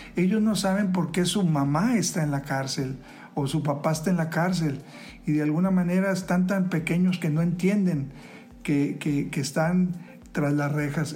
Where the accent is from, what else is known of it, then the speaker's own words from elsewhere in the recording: Mexico; todos somos mexicanos